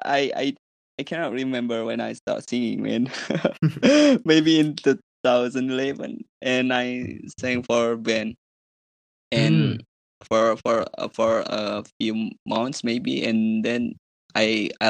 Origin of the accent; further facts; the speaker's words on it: Indonesia; I'm from Indonesia